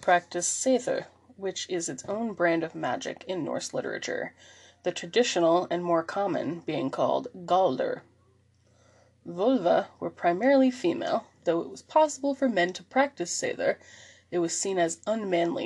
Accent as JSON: {"language": "English", "region": "Maine", "country": "United States", "tie": "born or raised there", "said": "my home state of Maine"}